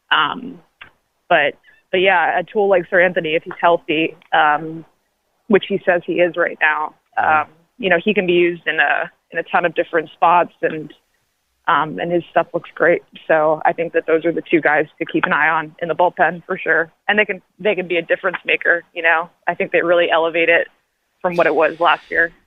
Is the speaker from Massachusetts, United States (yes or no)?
no; New York, United States; moved away; I'm from New York originally, and my dad was a long time sports writer at the New York Daily News